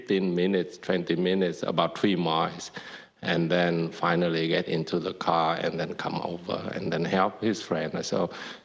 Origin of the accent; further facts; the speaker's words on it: Vietnam; moved away; growing up in Vietnam